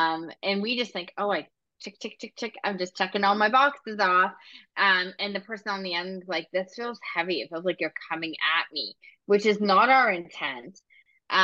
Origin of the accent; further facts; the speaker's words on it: Scotland, United Kingdom; I'm also Scottish, so I'm blunt by nationality too and my culture.